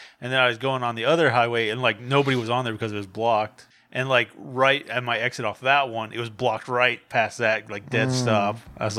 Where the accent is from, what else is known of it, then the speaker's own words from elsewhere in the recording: Montana, United States; now in Portland, United States; I'm from Montana.